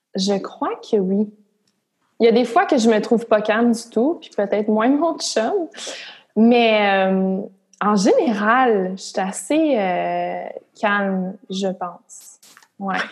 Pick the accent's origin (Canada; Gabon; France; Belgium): Canada; Gatineau, Quebec; je viens de Gatineau, puis dans la région de d'Outaouais, tout le monde travaille au gouvernement